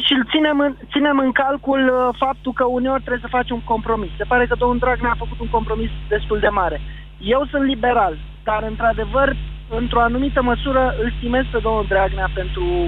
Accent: Târgu Jiu, Gorj, Romania; now in Timiș, Romania; eu sunt un oltean din Târgu Jiu, murtat în Timiș

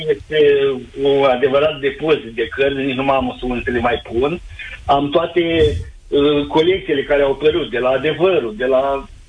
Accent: Târgu Ocna, Bacău County, Romania; sunt din Târgu Ogna, foarte aproape de locul unde transmite

